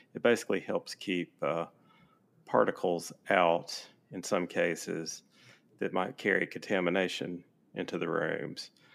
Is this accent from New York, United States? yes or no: no; Mississippi, United States; moved away as an adult; now in Alabama, United States; I'm from Mississippi originally.